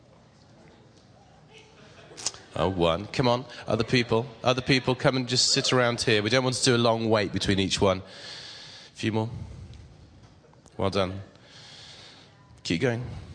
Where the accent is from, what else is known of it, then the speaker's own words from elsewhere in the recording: England, United Kingdom; I'm strangely English.